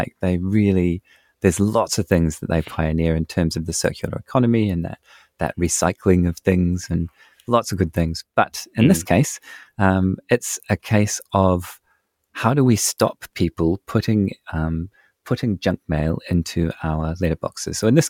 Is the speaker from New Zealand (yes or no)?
yes; New Zealand; As a Kiwi